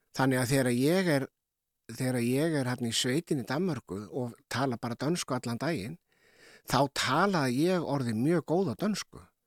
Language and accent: Icelandic; Keflavík, Southern Peninsula, Iceland; við sem ólast upp í Keflag og Njarvík